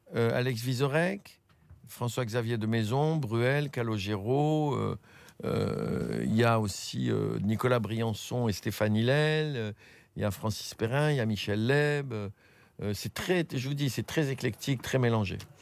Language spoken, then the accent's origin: French; Tunis, Tunis Governorate, Tunisia; moved away; la Tunisie, c'est ma terre natale, c'est chez moi.